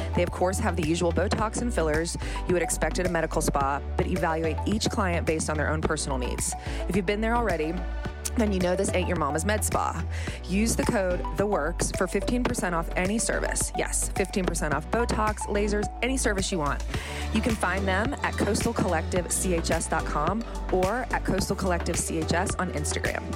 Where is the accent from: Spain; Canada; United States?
United States; the South; I grew up in the South